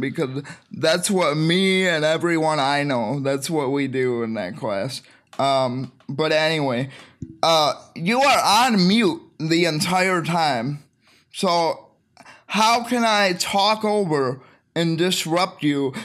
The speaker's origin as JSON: {"language": "English", "region": "Michigan", "country": "United States", "said": "I'm from Michigan"}